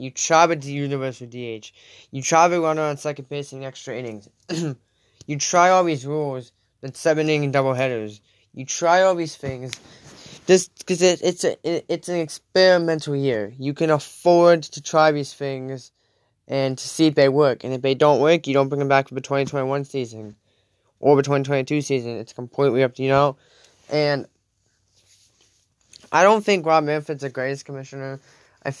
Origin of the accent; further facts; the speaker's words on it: Connecticut, United States; we're both from Connecticut